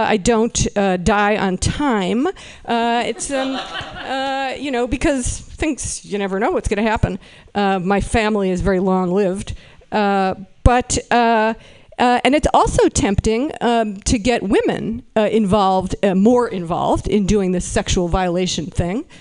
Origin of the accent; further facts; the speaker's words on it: Berkeley, California, United States; I am from Berkeley